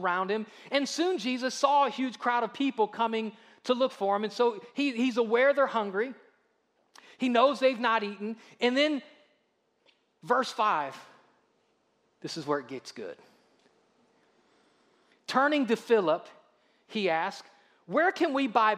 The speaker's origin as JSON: {"language": "English", "town": "Akron", "region": "Ohio", "country": "United States", "moved": "yes", "lives_now": "Alabama, United States", "said": "I'm from Ohio."}